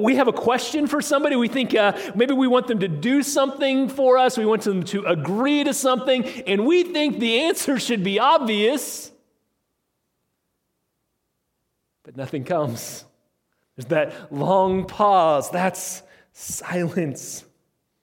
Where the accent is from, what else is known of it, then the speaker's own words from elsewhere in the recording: Illinois, United States; I was growing up in Illinois, in my little farming town that I grew up